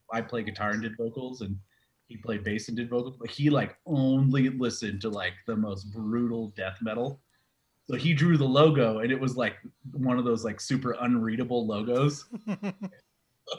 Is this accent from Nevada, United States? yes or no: yes; Carson City, Nevada, United States; also born or lived in Florida; I lived in Nevada most of my life, like born in Florida, and then moved to Carson City when I was like 4.